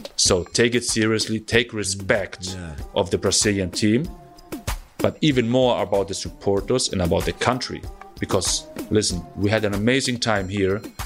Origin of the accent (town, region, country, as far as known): Germany; first language German; English is a second language